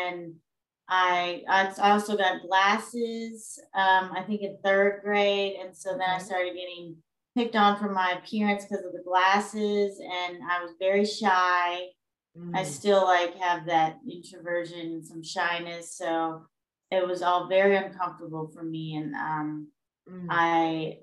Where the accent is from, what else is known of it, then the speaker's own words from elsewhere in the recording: Louisiana, United States; moved away as an adult; now in Gaithersburg, United States; I'm originally from Louisiana